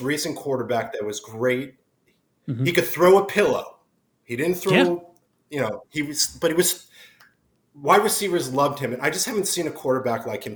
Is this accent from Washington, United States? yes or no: no; New Jersey, United States; now in Los Angeles, United States; I'm from Jersey